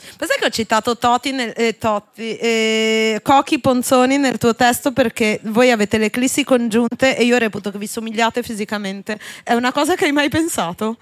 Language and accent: Italian; Genoa, Liguria, Italy; Io sono di Genova